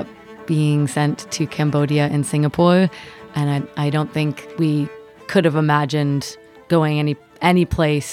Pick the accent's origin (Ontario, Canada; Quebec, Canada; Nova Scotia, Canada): Ontario, Canada; now in Cincinnati, United States; I'm originally from Ontario